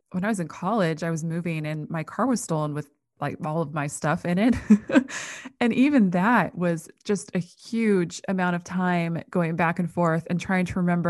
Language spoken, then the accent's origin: English; Midwest, United States; I grew up in the Midwest. I know your ilk.